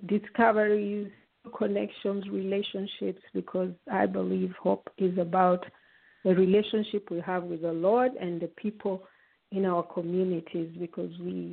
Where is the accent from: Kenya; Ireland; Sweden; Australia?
Kenya; moved away; also born or lived in Uganda; I was born in Uganda, but we left when I was still a baby. We were still little when we moved back home to Kenya.